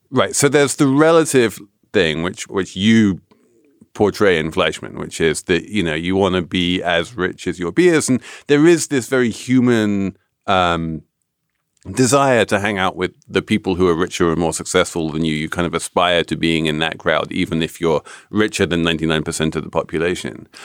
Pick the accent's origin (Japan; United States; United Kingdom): United Kingdom; England; moved away; as an Englishman